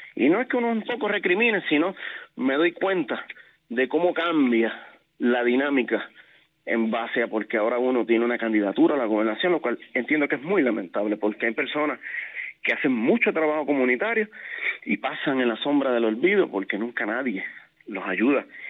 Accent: San Sebastián, Puerto Rico; moved away as an adult; also born or lived in San Juan, Puerto Rico; yo soy natural del pueblo de San Sebastián. Eh, ahí fue que viví hasta los 18 años

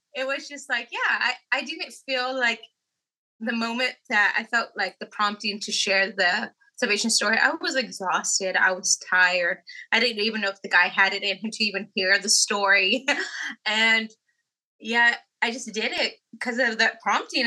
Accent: California, United States; we're from California

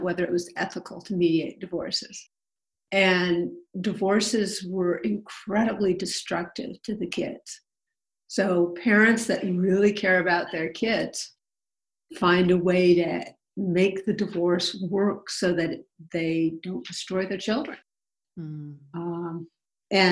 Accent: Berkeley, California, United States; I was born in Berkeley. I live here now

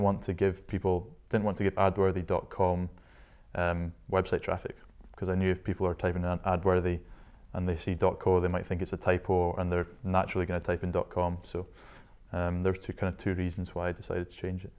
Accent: Shetland, Scotland, United Kingdom; moved away as an adult; also born or lived in Inverness; I was born in Inverness, lived there for the first six years of my life and then headed up to Shetland with dad's work and lived there from age six to 18.

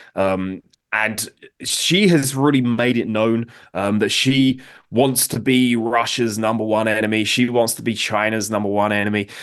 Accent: United Kingdom; now in United States; I'm from Britain. I now live in the United States.

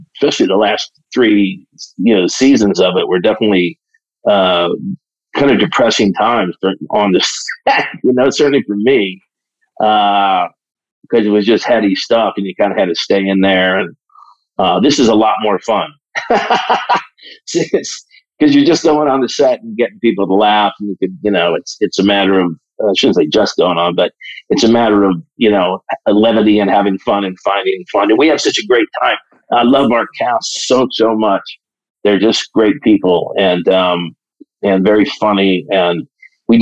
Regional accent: South Bend, Indiana, United States; Well, I grew up in South Bend, Indiana, so I'm a Midwest boy

